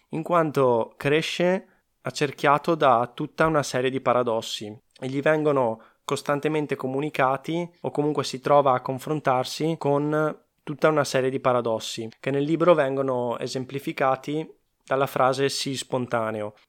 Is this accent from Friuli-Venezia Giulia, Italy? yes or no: no; Veneto, Italy; accent: Venetian; sono veneto